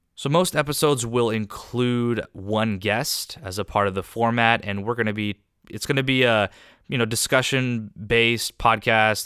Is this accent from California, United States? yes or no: yes; Southern California, United States; I was raised here in Southern California, where I continue to live